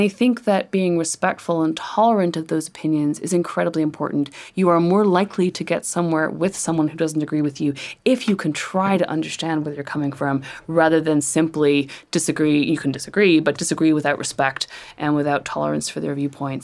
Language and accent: English; Northern Ireland, United Kingdom; I grew up in Northern Ireland